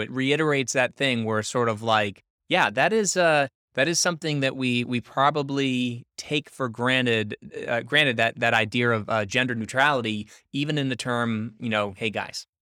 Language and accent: English; Northeast United States, United States; I'm from the Northeast, so, um, in, uh, Northeast United States